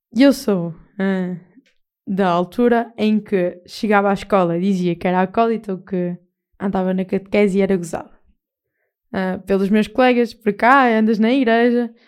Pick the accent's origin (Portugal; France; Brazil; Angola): Portugal; Castelo de Paiva, Aveiro District; eu defendo a minha terra com unhas e dentes e Castelo Paiva